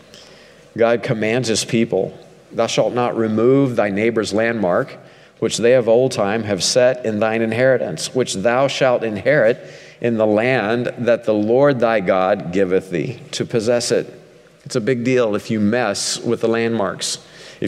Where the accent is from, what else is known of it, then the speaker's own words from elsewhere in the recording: Ozark Mountains, southwest Missouri, United States; I grew up a hillbilly in the Ozark Mountains